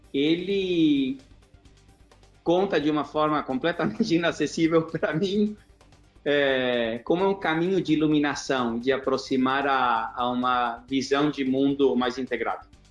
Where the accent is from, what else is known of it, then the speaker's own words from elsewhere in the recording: São Paulo, Brazil; moved away; also born or lived in Junín, Argentina / Porto Alegre, Brazil / Argentina / United States; mudamos para Porto Alegre, depois São Paulo, e eu cresci num prédio que fica aqui a 300 metros do escritório.